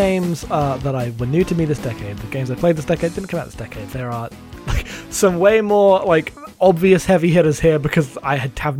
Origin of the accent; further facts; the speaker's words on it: United Kingdom; I'm British.